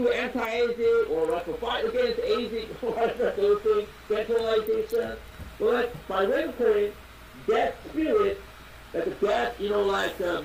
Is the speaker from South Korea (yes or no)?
yes; Seoul, South Korea; moved away as an adult; now in New York, United States; my hometown is Seoul